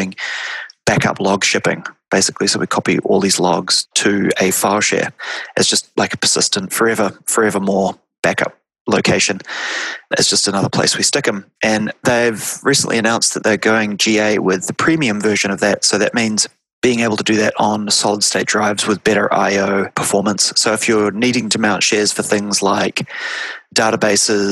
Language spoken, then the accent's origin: English; Wellington, New Zealand; moved away; Originally, I say, oh, I'm from New Zealand. And they say, where in New Zealand? And I say, Wellington.